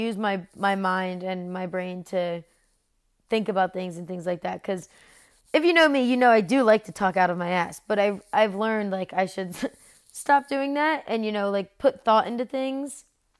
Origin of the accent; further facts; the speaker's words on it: New Jersey, United States; moved away as an adult; now in North Carolina, United States; I was born and raised in South Jersey, right over the bridge from Philadelphia. I Now, though, I live in North Carolina.